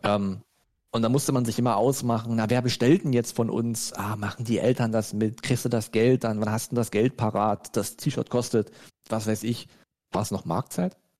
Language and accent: German; Germany; wir als Deutsche